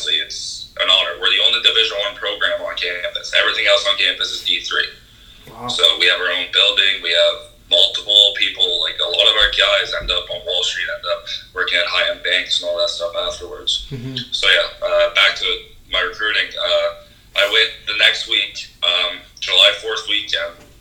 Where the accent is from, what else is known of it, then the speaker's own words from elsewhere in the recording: Canada; as a Canadian